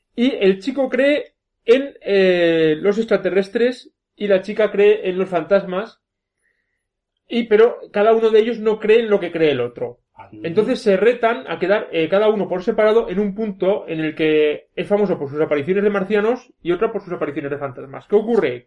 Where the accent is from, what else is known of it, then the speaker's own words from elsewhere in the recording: Belver de Cinca, Aragon, Spain; es como un señor de mi pueblo que siempre que me ve por Belver